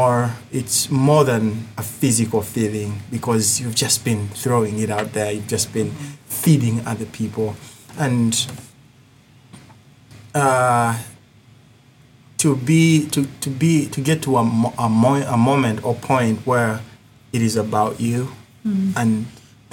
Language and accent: English; Uganda; accent: thick accent; moved away; I come from Africa, Uganda